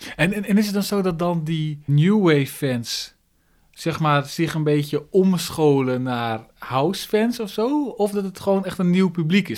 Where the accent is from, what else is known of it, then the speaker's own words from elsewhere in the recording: Groningen, Netherlands; ik kom dus uit Groningen